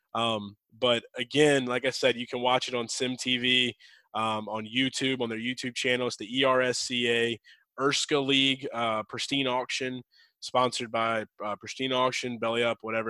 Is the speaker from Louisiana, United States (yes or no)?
yes; Louisiana, United States; I'm from Louisiana. I've got family in Louisiana